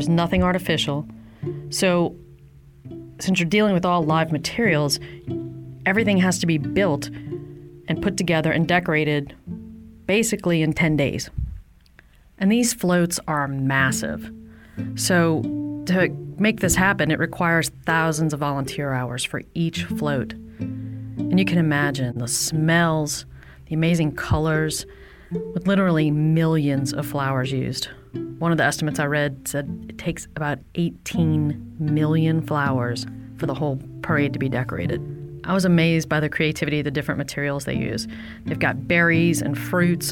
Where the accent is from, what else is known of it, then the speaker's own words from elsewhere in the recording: New Orleans, Louisiana, United States; growing up in New Orleans